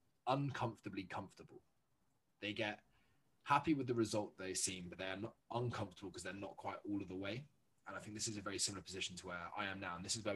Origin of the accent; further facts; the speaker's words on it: Jersey; I come from Jersey, a tiny little 9x5 island